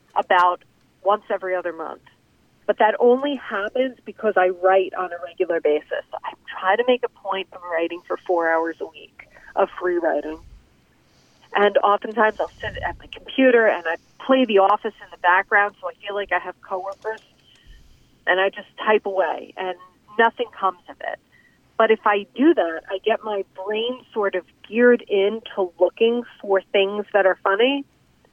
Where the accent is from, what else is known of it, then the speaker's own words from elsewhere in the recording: New Jersey, United States; I'm from New Jersey. I started out doing comedy in Jersey bars